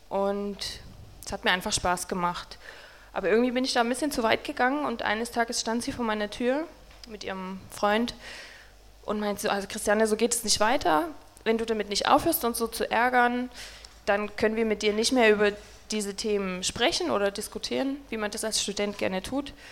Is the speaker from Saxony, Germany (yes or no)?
yes; Saxony, Germany; Also wie schon gesagt, wir kommen beide aus Sachsen